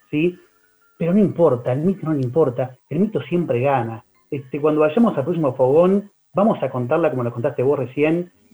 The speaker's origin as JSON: {"language": "Spanish", "region": "Buenos Aires", "country": "Argentina", "said": "somos los porteños"}